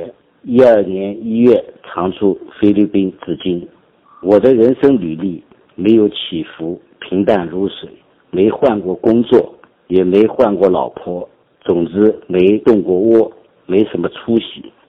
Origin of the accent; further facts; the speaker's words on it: Qingpu, Shanghai, China; moved away as an adult; 我出生在上海，但来自郊区，土里土气。上北大之前，我从未出过远门。